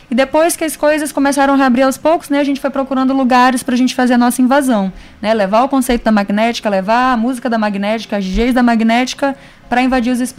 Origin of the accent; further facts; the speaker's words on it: Brazil; É, eu morava na Vila Palmeira, eu me criei na Vila Palmeira e lá na Vila Palmeira eu tinha uma tia